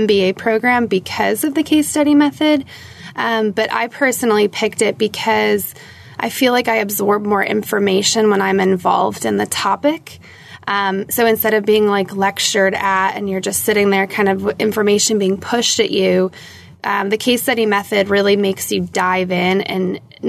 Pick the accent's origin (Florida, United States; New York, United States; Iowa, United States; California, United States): New York, United States; moved away as an adult; also born or lived in Boston / San Francisco; now in Charlottesville, United States; I grew up in New York, lived in Boston, and then most recently in San Francisco